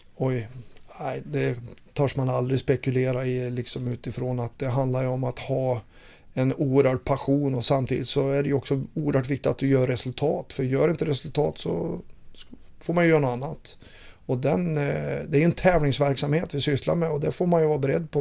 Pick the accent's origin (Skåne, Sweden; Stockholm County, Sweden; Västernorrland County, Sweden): Västernorrland County, Sweden; Fränsta; moved away; Jag jagar älg i mina hemtrakter uppe i Fränsta